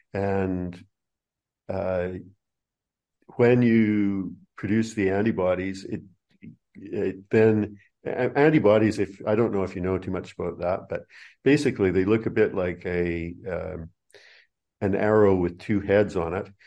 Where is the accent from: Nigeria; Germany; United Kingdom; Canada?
Canada; moved away as an adult; also born or lived in New Zealand; now in Australia; first twenty-seven years of my life were in Canada